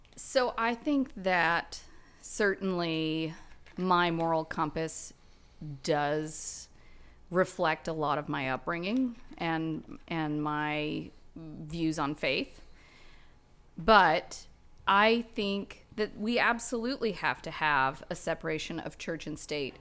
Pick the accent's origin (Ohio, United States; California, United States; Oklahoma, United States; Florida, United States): Oklahoma, United States; Guthrie; now in Bentonville, United States; I grew up in Gultry, Oklahoma with nineteen people in my graduating cra-, class